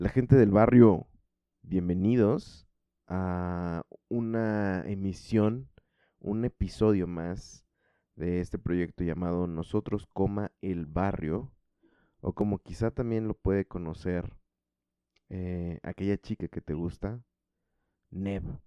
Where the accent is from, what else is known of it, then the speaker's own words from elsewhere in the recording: Mexico; yo como mexicano y pues desde México